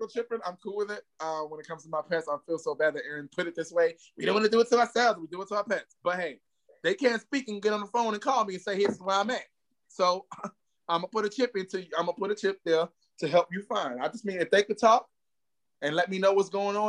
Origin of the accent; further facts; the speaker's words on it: New York City, New York, United States; now in Atlanta, United States; I am from Harlem, New York, but I'm currently in Atlanta, GA, my second home